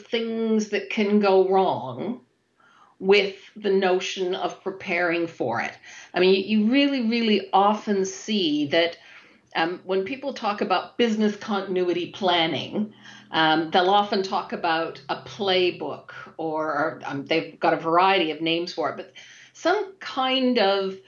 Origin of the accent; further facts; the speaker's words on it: Toronto, Ontario, Canada; moved away as an adult; now in United Kingdom; I have lived and worked in the UK for over 20 years now. However, I'm originally from Toronto, Canada.